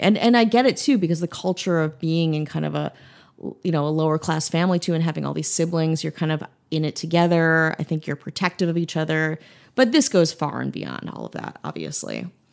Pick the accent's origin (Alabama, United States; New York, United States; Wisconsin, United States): Wisconsin, United States; moved away; I went home back to Wisconsin and thinking about what we've done for my home state